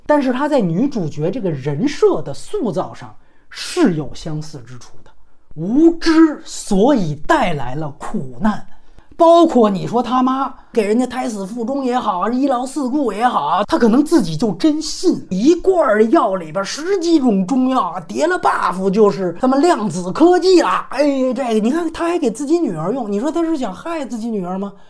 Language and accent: Chinese; China; 咱们大陆人